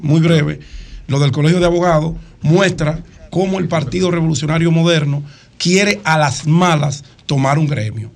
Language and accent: Spanish; Santo Domingo, Distrito Nacional, Dominican Republic; Yo soy nacido y criado en Cristo Rey